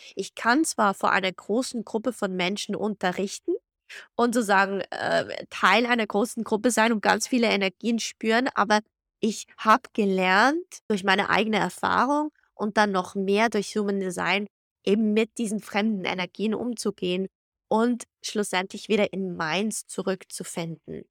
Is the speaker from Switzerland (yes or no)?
yes; Switzerland; moved away as an adult; also born or lived in Zug, Switzerland / Guadalajara, Mexico / Florence, Italy / Geneva, Switzerland; Ich bin in Zug und Zürich aus aufgewachsen